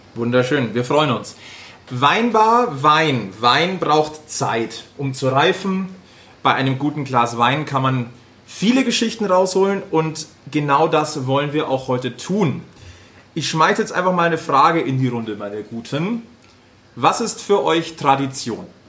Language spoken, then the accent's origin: German; Munich, Bavaria, Germany; als Münchner